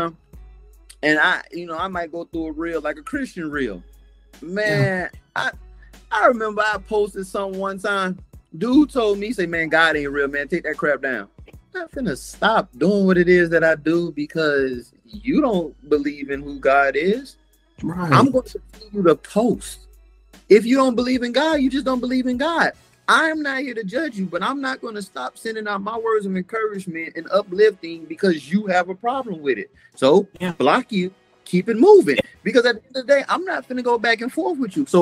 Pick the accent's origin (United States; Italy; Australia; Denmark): United States; Concord, Massachusetts; I was born in Concord, Massachusetts